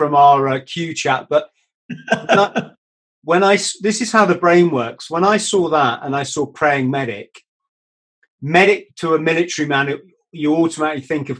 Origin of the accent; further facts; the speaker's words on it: United Kingdom; as a British people